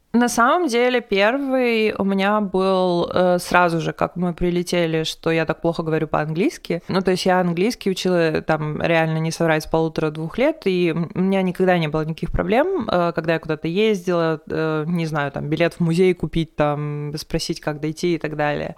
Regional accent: Perm, Perm Krai, Russia; moved away; из Перми

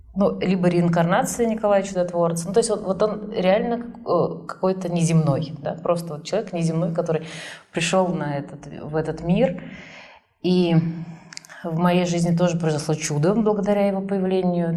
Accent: Kazan, Tatarstan, Russia; also born or lived in Almaty, Kazakhstan; И в первый класс уже родители уехали в город Казань, в котором я прожила всю свою сознательную жизнь

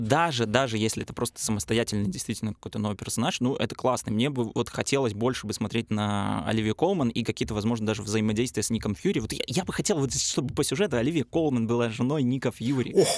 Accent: Pinsk, Brest Region, Belarus; я же из Пинска

